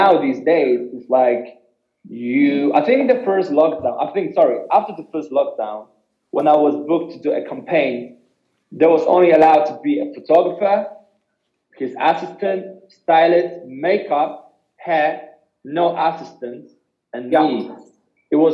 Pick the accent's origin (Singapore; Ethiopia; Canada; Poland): Poland; moved away; I was born in Poland